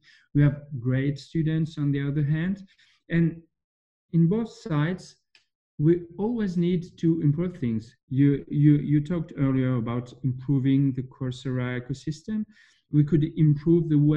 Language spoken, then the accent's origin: English; France; I'm from France